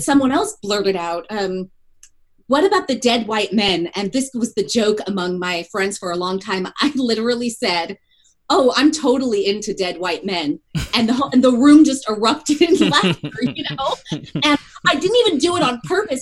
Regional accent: California, United States; moved away as an adult; also born or lived in South Bend, Indiana; I grew up in California, so I also grew up far from kind of the Haitian diasporic community

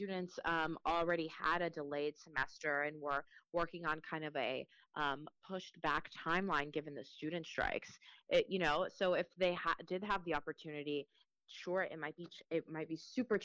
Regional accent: Slidell, Louisiana, United States; first language Spanish; English is a second language; also born or lived in Mexico; now in Washington, D.C., United States; I'm from 20 minutes outside of New Orleans. I grew up in Slidell, Louisiana.

